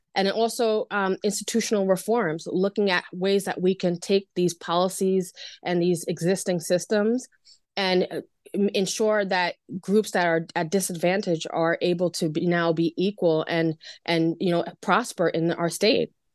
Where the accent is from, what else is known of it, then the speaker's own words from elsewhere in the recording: Long Island, New York, United States; I'm from Long Island, so I like to refer to Levittown